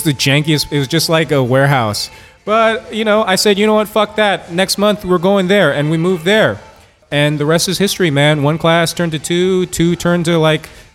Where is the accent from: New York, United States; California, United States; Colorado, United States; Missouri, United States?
California, United States; Oakland; moved away as an adult; also born or lived in Washington, D.C.; I'm born and raised in Oakland, California. I left when I was 18 years old.